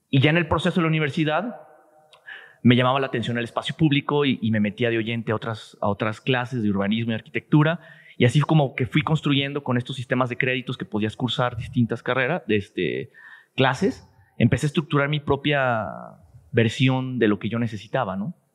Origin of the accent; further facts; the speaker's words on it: Guadalajara, Jalisco, Mexico; Sí, soy tapatío 100%.